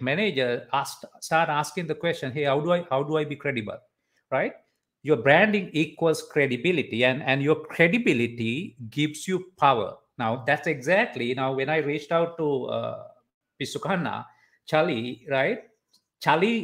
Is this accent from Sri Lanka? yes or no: yes; Sri Lanka; as Sri Lankans